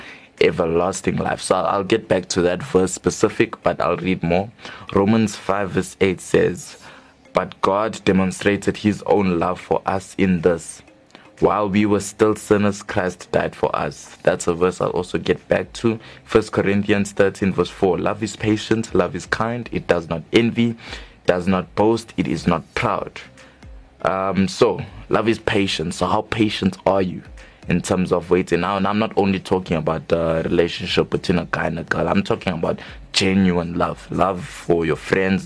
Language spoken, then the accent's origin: English; Johannesburg, Gauteng, South Africa; we are both indeed from Johannesburg South